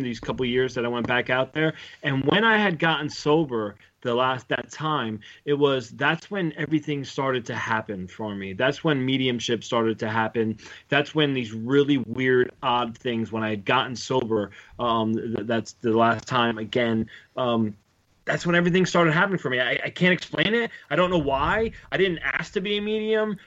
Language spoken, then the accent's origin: English; United States; I grew up right outside of Manhattan